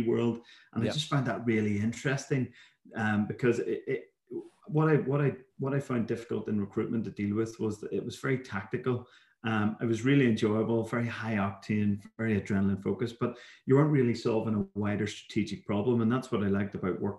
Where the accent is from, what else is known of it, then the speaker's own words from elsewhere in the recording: Belfast, Northern Ireland, United Kingdom; moved away as an adult; also born or lived in Dundee / London / Dublin; I grew up in Belfast in Northern Ireland, hence as I would describe it, my dulcet tones